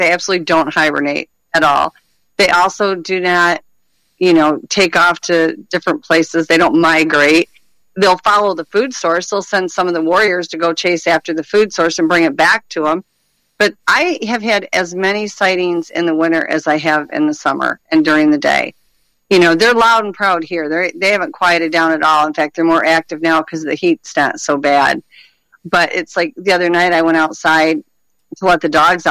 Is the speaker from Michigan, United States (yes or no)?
yes; Michigan, United States; I'm, you know, born and raised in Michigan